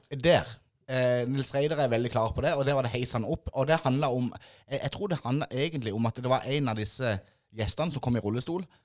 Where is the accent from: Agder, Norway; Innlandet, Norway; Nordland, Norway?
Agder, Norway; Mandal; oss som er født og oppvokst på Ime